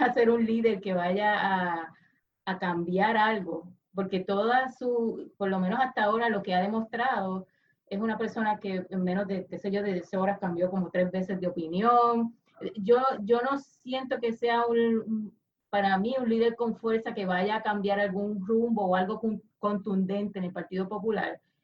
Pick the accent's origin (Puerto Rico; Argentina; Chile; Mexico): Puerto Rico; como puertorriqueña